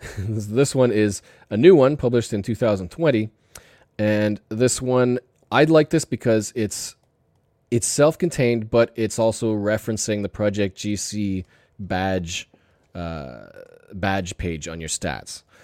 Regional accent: Canada; I'm Canadian

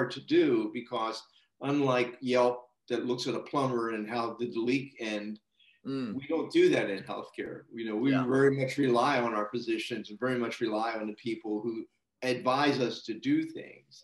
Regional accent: United States; moved away as an adult; also born or lived in United Kingdom / Canada; born and raised in the United States

